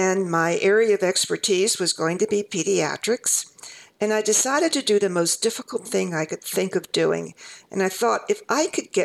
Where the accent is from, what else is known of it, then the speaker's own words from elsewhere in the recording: East Coast, United States; I'm from the East Coast.